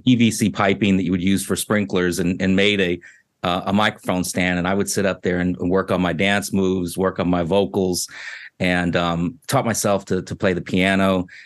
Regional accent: Washington, District of Columbia, United States; I was born in Washington, D C.

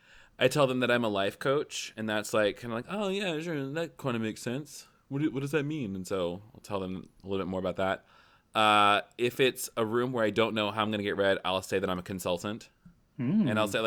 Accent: the South, United States; I'm from the South. I've never met a stranger.

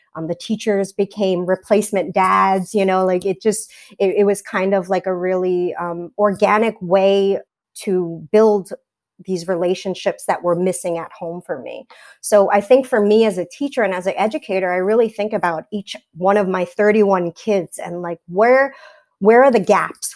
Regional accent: New York City, New York, United States; I grew up in Staten Island

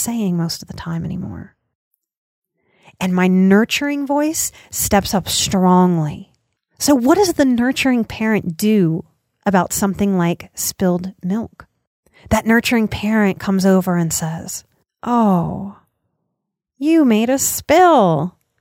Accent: United States; as an American

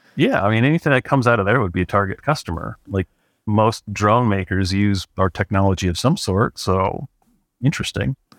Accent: Cleveland, Ohio, United States; moved away as an adult; also born or lived in San Francisco Bay Area, California; now in Truckee, United States; I grew up in Cleveland, Ohio.

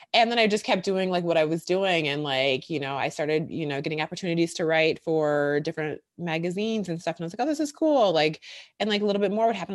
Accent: Milwaukee, Wisconsin, United States; moved away as an adult; now in Brooklyn, United States; I'm from Wisconsin, from Milwaukee, born and raised there, went to college there

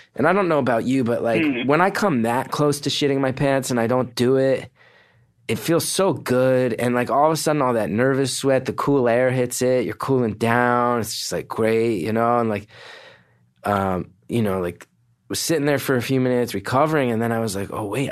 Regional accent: West Orange, New Jersey, United States; also born or lived in Montclair, New Jersey; I grew up in West Orange

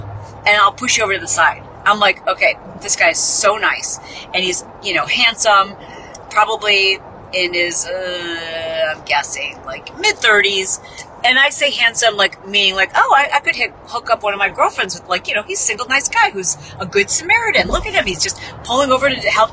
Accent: Midwest, United States; We are so nice in the Midwest

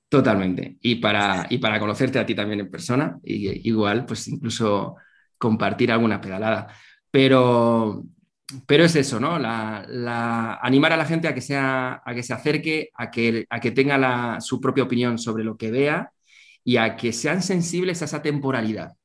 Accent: Zaragoza, Aragon, Spain; soy nacido en Zaragoza

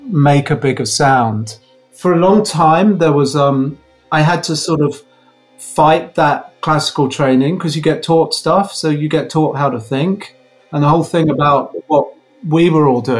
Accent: Croydon, London, United Kingdom; also born or lived in Redhill; I was sort of knocking around Croydon. So, and then moved to London, I think when we were about 15

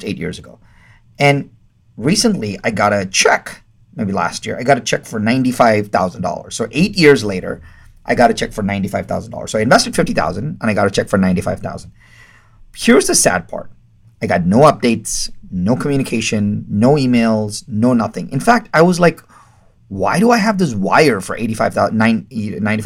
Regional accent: India; I'm Indian, and Indian people don't talk about money

